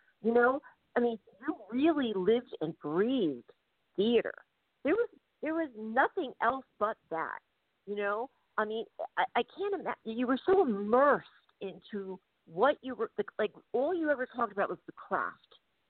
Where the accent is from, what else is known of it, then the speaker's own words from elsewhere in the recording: New York City, New York, United States; moved away as an adult; now in Dublin, Ireland; I grew up in theater in New York City.